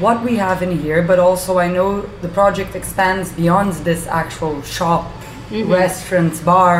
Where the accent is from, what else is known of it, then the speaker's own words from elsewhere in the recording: Brazil; moved away as an adult; also born or lived in London; I grew up in Brazil. Markets was a very big part of my life. I came to Europe 10 years ago, to London.